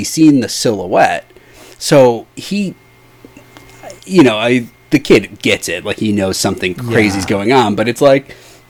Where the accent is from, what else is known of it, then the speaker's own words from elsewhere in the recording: Midwest, United States; Now, again, I'm from the Midwest, and we will get foggy days.